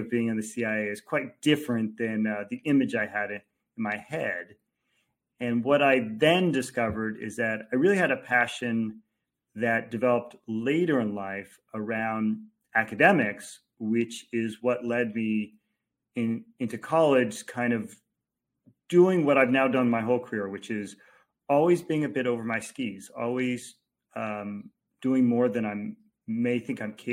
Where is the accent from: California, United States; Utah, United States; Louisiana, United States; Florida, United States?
California, United States; Los Angeles; also born or lived in Orange County, California; I was born and raised in Los Angeles, but then spent a great deal of time in Orange County.